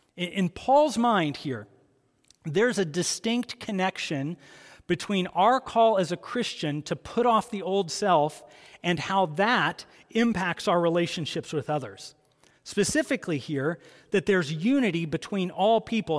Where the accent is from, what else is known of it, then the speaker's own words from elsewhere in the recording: Columbus, Ohio, United States; I grew up in Columbus, Ohio